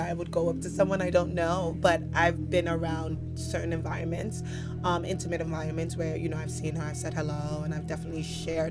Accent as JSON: {"language": "English", "town": "New York City", "region": "New York", "country": "United States", "tie": "born or raised there", "moved": "as an adult", "lives_now": "Los Angeles, United States", "said": "born and raised in the Bronx. A New York kid."}